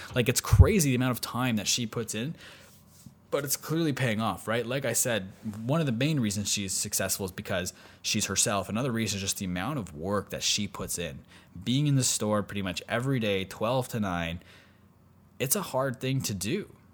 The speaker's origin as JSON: {"language": "English", "country": "Canada", "said": "I'm from Canada"}